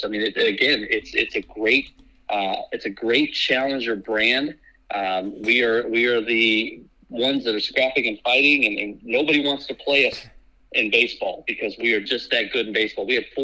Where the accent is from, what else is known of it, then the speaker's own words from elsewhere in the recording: Midwest, United States; also born or lived in Colorado; now in California, United States; I grew up in the Midwest